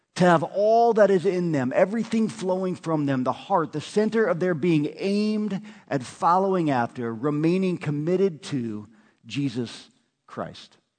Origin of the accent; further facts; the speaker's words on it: Nebraska, United States; Before I'm an American, before I'm an Nebraskan